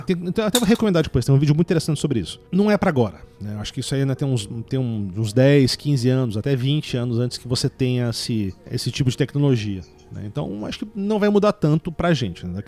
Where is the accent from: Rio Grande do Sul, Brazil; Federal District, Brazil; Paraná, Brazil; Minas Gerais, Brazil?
Federal District, Brazil; Brasília; eu não sou de São Paulo, né? Eu sou nascido em Brasília